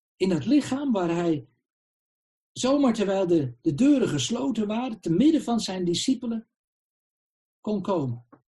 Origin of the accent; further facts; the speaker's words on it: Netherlands; we zijn burgers van het Rijk der Nederlanden